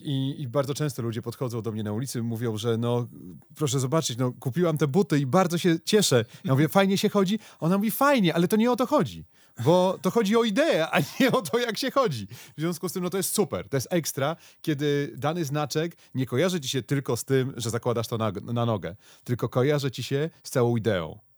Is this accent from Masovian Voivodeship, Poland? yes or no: yes; Konstancin-Jeziorna, Masovian Voivodeship, Poland; jestem z Konstancina